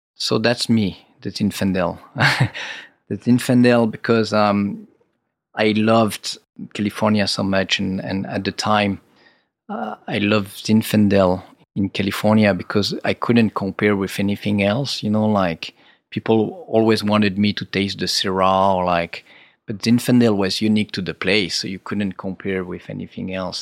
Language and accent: English; Rhône Valley, Auvergne-Rhône-Alpes, France; I'm from the Rhône Valley